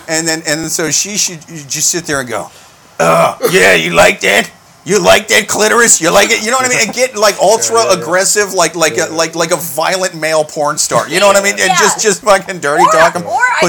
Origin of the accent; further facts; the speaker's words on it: Midwest, United States; moved away; I'm from the Midwest. That is the land of high fructose corn giants.